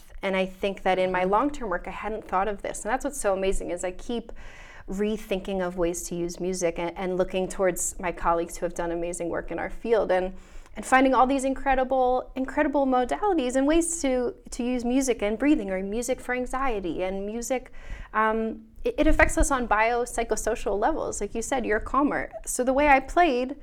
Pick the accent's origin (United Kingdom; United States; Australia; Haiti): United States; Wyomissing, Pennsylvania; I grew up in Wyomissing.